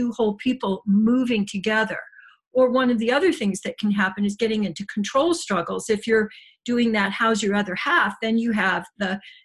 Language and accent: English; Midwest, United States; moved away; I did a lot of my growing up in the Midwest